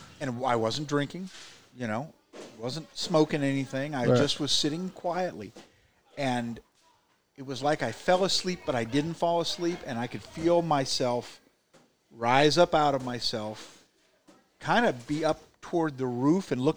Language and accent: English; Huntington, Indiana, United States; A split level style house in Huntington, Indiana, in high school